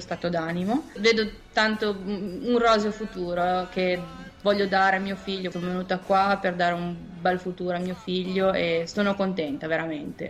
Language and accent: Italian; Genoa, Liguria, Italy; moved away as an adult; now in New York, United States; vengo da Genova e mi sono trasferita negli Stati Uniti 5 anni fa